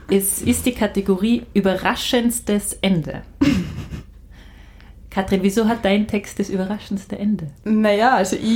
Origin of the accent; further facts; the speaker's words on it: Tyrol, Austria; Muss ja als Tirolerin sagen